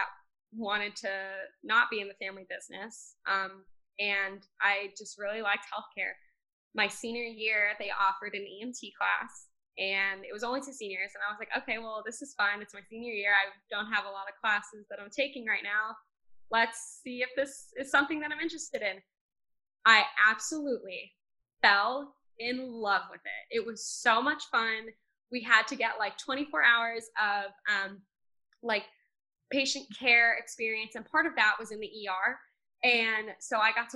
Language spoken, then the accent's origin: English; Plainview, New York, United States; I'm from Plainview, New York